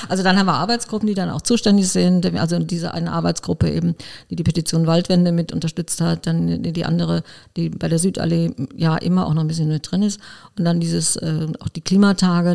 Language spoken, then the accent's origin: German; Koblenz, Rhineland-Palatinate, Germany; Ich bin in Arnberg äh, geboren und aufgewachsen.